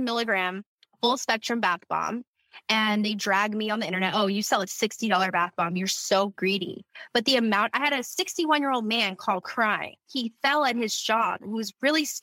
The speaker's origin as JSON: {"language": "English", "region": "Louisiana", "country": "United States", "tie": "born or raised there", "moved": "yes", "said": "I'm from Louisiana"}